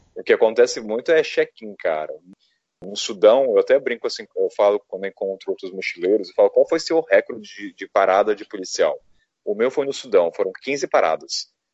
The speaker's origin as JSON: {"language": "Portuguese", "country": "Brazil", "said": "eu sou do Brasil"}